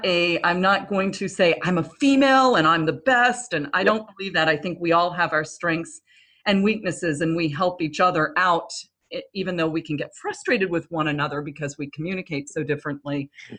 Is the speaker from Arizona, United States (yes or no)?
no; Williamsburg, Virginia, United States; also born or lived in Asia; So I lived in Asia quite a bit for about 6 years. And then I went to high school. Yeah. Oh yes. And then, I lived in Williamsburg, Virginia and went to high school there